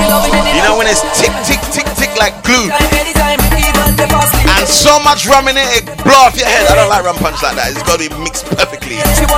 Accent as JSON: {"language": "English", "country": "United Kingdom", "said": "I'm not Trini, I'm British. I've got a British passport."}